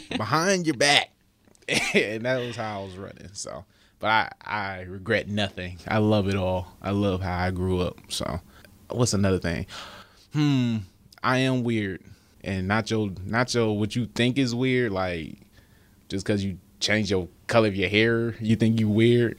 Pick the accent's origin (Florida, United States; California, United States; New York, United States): California, United States; I'm from California.